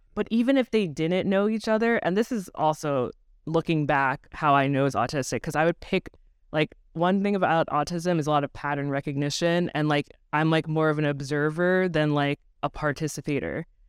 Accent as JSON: {"language": "English", "area": "Long Island", "region": "New York", "country": "United States", "tie": "born or raised there", "said": "I grew up on Long Island in a really, like, ninety-eight percent white neighborhood"}